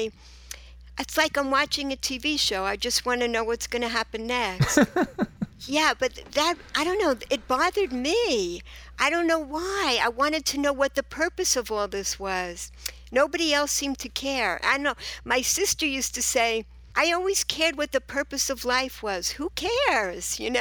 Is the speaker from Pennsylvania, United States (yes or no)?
no; New York City, New York, United States; moved away as an adult; also born or lived in Israel; I was born and raised in Rego Park, Queens, New York